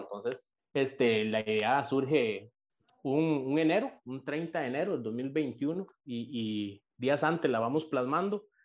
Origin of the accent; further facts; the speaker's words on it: San Isidro de El General, San José, Costa Rica; soy de en Pérez de León, soy de Pérez de León, peseteño